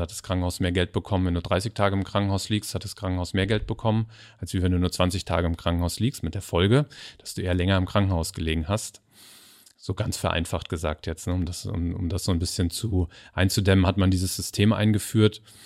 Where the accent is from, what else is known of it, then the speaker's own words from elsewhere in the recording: Kriftel, Hesse, Germany; also born or lived in Hamburg; ich wohne jetzt in, in Kriftel tatsächlich. Da bin ich auch groß geworden.